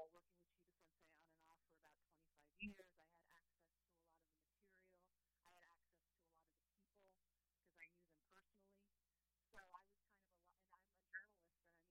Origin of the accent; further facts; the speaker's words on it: New York, United States; also born or lived in San Diego; now in New Haven, United States; I'm from New York originally